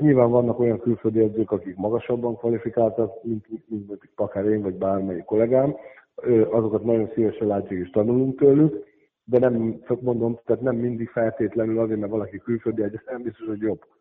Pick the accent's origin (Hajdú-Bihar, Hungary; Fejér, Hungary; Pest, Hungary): Fejér, Hungary; Székesfehérvár; moved away as an adult; now in Kecskemét, Hungary; Én, én Fehérváron születtem, ugye ott nőttem föl